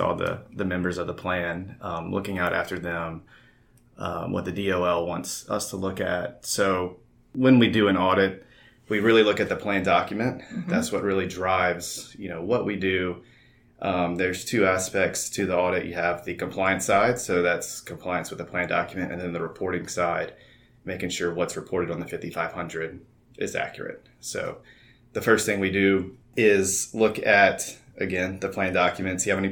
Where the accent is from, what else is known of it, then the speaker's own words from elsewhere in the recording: Prairieville, Louisiana, United States; I am from Prairieville, Louisiana